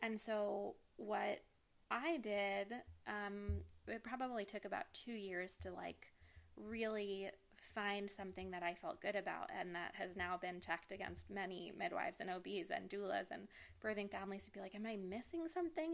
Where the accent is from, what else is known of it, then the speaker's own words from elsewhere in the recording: New York City, New York, United States; born and raised in New York City